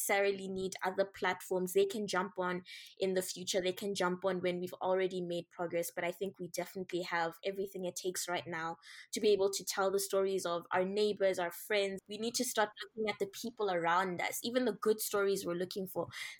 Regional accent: Botswana; moved away; I come from Botswana, which has more, they joke that we have more cows than people

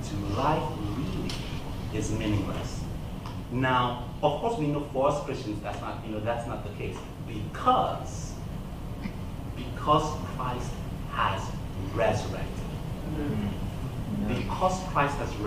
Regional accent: Nigeria; accent: Nigerian English; moved away as an adult; also born or lived in United States; now in Evansville, United States; I was born in the United States, but after my parents graduated, we went back to Niger and I lived there. Throughout my teenage years, I came back about 20 years ago

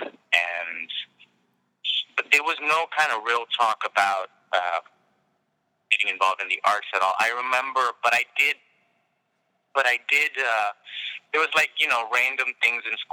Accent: Hyderabad, Telangana, India; I grew up in India. I grew up in Hyderabad, India, and my family was like in India.

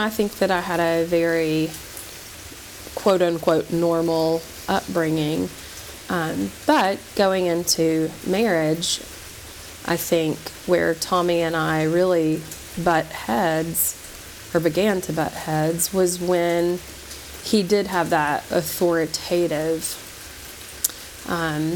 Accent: Knoxville, Tennessee, United States; I grew up in Knoxville, Tennessee, where we now reside.

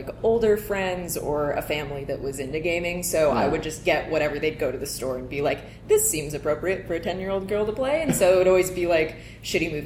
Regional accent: Wilmington, North Carolina, United States; I grew up in Wilmington, North Carolina, which is a little beach town on the coast

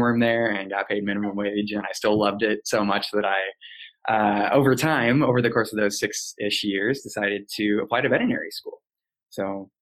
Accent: Chicago, Illinois, United States; moved away as an adult; also born or lived in Des Moines, Iowa / New York; I grew up just outside Chicago

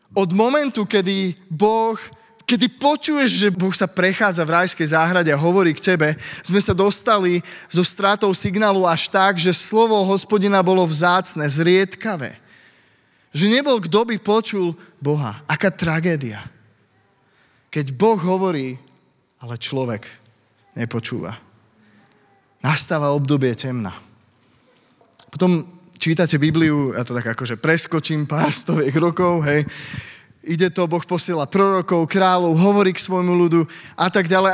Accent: Slovakia; also born or lived in Bratislava; now in Pezinok, Slovakia; som zo Slovenska

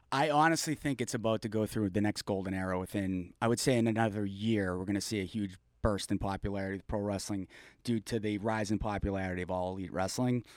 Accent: Mansfield, Massachusetts, United States; also born or lived in Foxborough, Massachusetts; I grew up in Mansfield, moved over to Foxborough

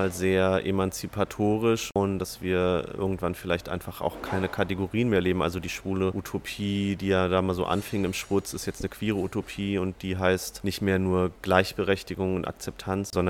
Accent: Munich, Bavaria, Germany; Ich komme sicher aus Bayern, aus München.

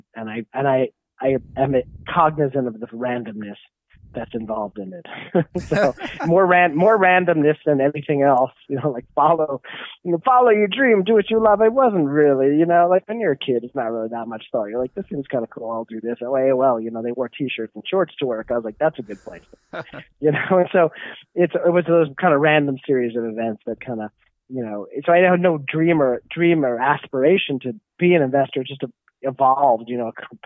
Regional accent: New York, United States; moved away; I'm from New York, and that got me back to New York

